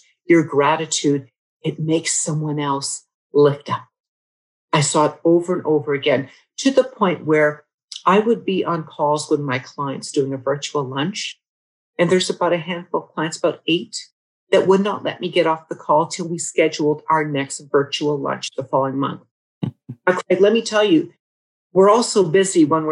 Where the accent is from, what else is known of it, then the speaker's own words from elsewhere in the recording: United States; now in Canada; a woman who actually happens to be an American as well as a Canadian. I married a Canadian man and I love being Canadian